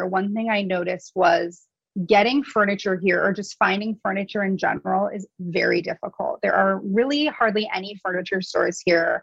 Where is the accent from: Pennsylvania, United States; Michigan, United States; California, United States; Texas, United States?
California, United States; San Francisco Bay Area; moved away as an adult; now in Kauai, United States; growing up in the San Francisco Bay Area